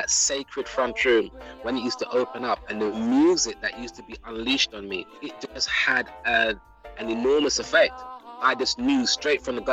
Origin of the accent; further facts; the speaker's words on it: London, United Kingdom; also born or lived in New Cross, London; I grew up in South London, Peckham